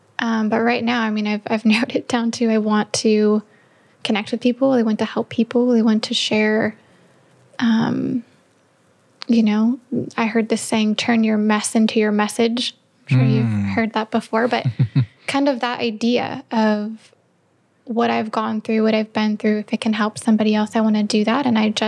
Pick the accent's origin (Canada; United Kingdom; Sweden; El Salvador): Canada; accent: Canadian; I've realized that I'm Canadian when I say about